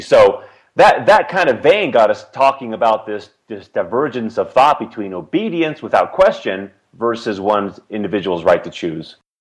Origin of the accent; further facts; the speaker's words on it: Seattle, Washington, United States; moved away; also born or lived in Provo, Utah; I grew up in the Seattle, Washington area, and uh, my parents moved there when I was two years old